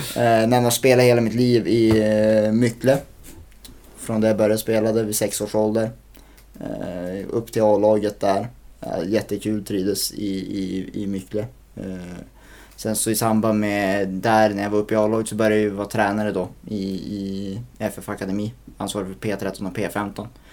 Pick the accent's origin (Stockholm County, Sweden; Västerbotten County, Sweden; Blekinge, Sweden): Västerbotten County, Sweden; Skellefteå; jag är född och uppvuxen på, på Norrvalla.